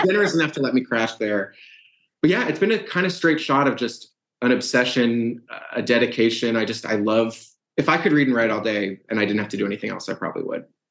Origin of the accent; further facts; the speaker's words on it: Brookline, Massachusetts, United States; moved away; also born or lived in St. Louis, Missouri; I'm from from Brookline, Massachusetts, same suburb where the where the yeah. book is set. Very much a product of that town